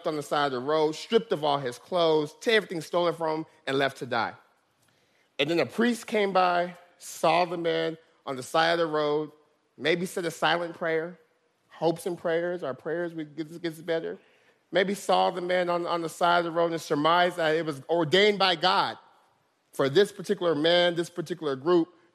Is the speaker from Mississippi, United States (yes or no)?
no; Stockton, California, United States; Stockton's my hometown